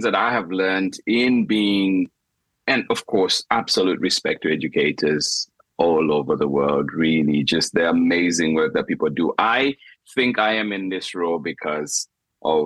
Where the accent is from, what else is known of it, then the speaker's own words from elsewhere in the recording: Zambia; moved away; in Zambia, when you're being educated, part of my school fees were paid for by my sisters